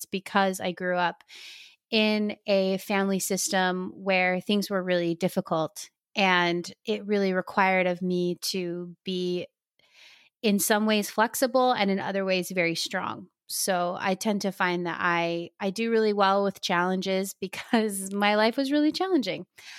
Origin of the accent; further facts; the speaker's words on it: Kahuku, Hawaii, United States; born there; also born or lived in Utah / Arizona / Texas / Boston; now in California, United States; I live here in California. I have lived all over the country. I was born in Kahuku on Oahu, but I have lived pretty much, it feels like, everywhere.